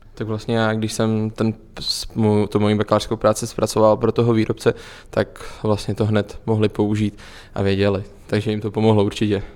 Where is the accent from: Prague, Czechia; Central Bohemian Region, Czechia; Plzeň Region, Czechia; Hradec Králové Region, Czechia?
Plzeň Region, Czechia; Plzeň; Já vlastně pocházím z Plzně